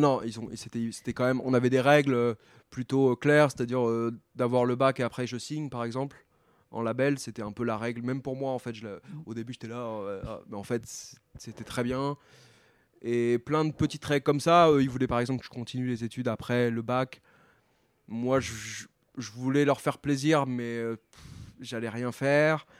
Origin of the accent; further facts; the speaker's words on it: Tours, Centre-Val de Loire, France; moved away; je viens de Tours